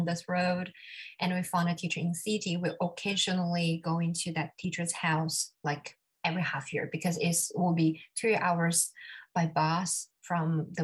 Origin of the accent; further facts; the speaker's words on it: China; moved away as an adult; also born or lived in Singapore / Pittsburgh, United States; now in New York City, United States; Originally, I was born in China. I went to Singapore for my undergraduate studies.